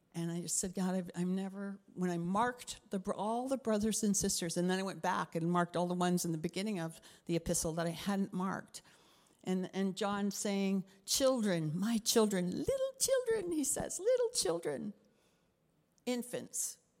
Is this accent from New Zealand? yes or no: no; Canada; also born or lived in Africa; I'm Canadian